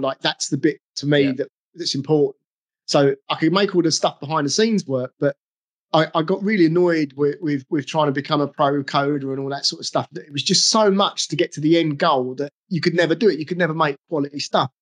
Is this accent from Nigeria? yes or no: no; England, United Kingdom; I'm English